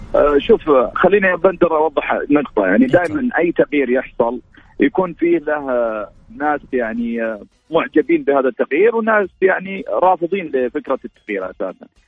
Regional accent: Al-Ahsa, Eastern Province, Saudi Arabia; في جبل القاره عندنا في الاحساء

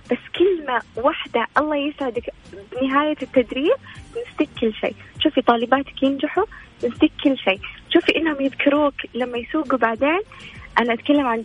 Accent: Riyadh, Riyadh Province, Saudi Arabia; انا آه، من الرياض وانا اكاديميه متخرجه لغات وترجمه حاليا ادرس آه، في جامعة الملك سعود

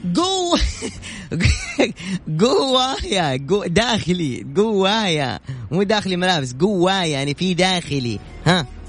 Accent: Medina, Medina Province, Saudi Arabia; moved away; طبعاً أنا مسقط رأسي المدينة، ولدت في المدينة، وسكنت في حي البحر

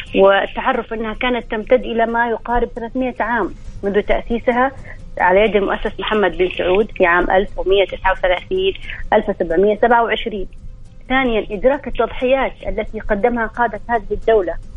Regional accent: Saudi Arabia; نحن به كسعوديين

